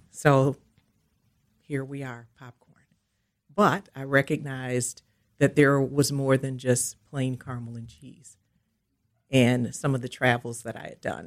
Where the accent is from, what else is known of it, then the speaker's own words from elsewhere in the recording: Milwaukee, Wisconsin, United States; I am from Milwaukee, and I have lived here all of my life